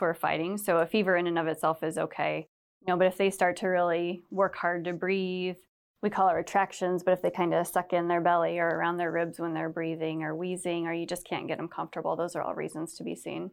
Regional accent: Cedar Rapids area, Iowa, United States; Cedar Rapids, so we grew up around this area, not right in Cedar Rapids

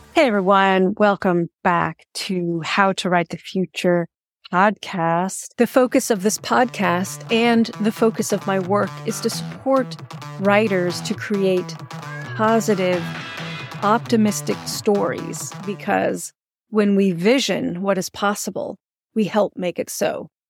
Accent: Sonoma, California, United States; also born or lived in Oakland, California; I grew up in Sonoma, which is the home of the Miwok people

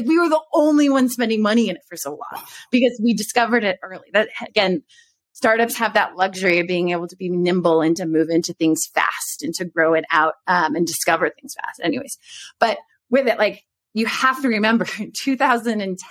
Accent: Texas, United States; moved away; also born or lived in New York; I grew up in Texas.

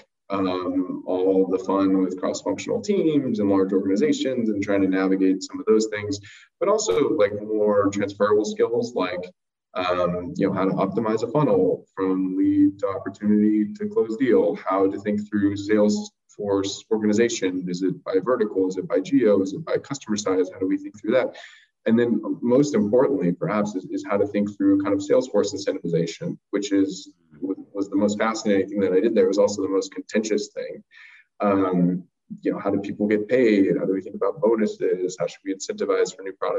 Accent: Santa Maria, California, United States; also born or lived in Los Angeles; I grew up in Santa Maria

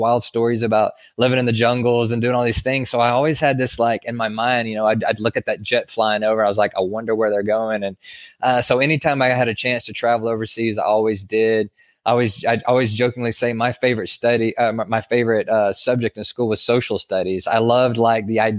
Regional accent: north of Houston, Central Texas, United States; also born or lived in Amarillo, Texas; I grew up in Central Texas, north of Houston, about 70 miles north of Houston

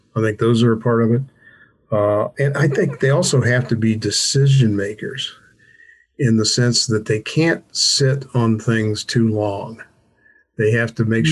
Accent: Alexandria, Virginia, United States; I grew up in Alexandria, Virginia, which is uh, basically D.C.

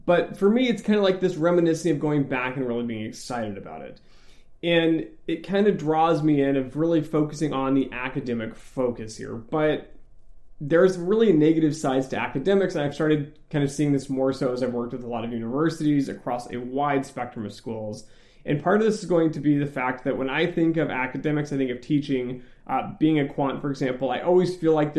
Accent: West Coast, United States; moved away as an adult; also born or lived in Michigan; I'm from the West Coast

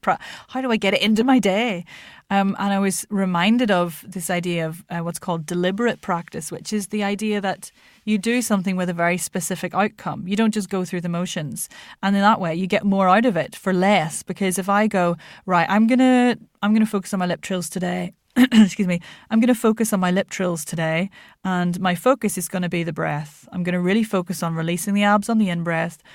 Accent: Ireland; moved away; also born or lived in Lancashire, England; my dad was Irish and we lived in Ireland

